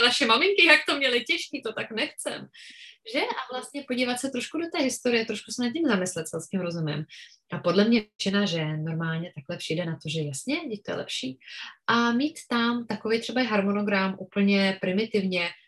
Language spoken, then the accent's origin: Czech; Czechia; u nás v Čechách